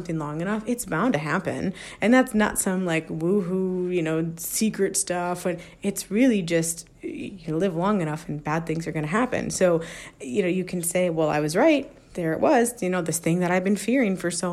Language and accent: English; United States; the freedoms that we as American citizens enjoy